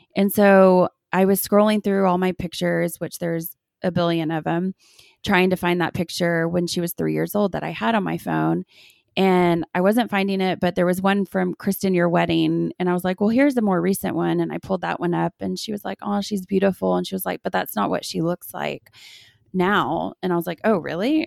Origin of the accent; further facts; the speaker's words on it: Austin, Texas, United States; now in Lubbock, United States; we grew up in Austin